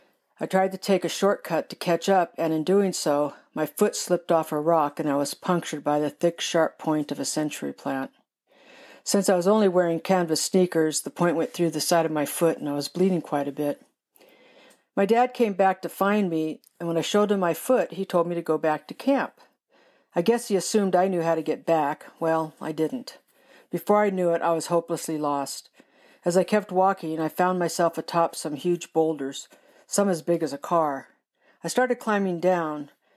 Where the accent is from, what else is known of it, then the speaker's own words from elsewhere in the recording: California, United States; this is a story about the time, as a little girl, I got lost in the Mojave Desert. I grew up in Southern California, and my family spent a lot of time camping in the Mojave.